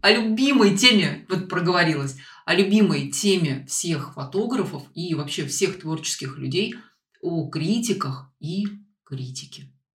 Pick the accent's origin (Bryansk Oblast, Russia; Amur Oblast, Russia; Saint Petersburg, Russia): Saint Petersburg, Russia; moved away; в Петербург, откуда я родом